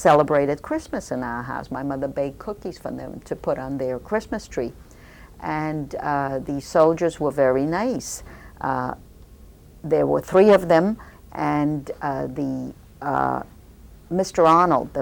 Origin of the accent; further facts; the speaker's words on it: Poland; moved away; born in Ujejowice, Poland on April 16, 1934